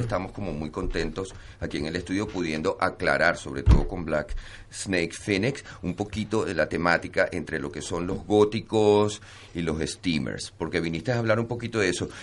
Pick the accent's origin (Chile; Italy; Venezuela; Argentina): Venezuela; moved away; also born or lived in Barcelona; todos los venezolanos, tanto los que están allá que lo están sufriendo a piel propia y como los que estamos fuera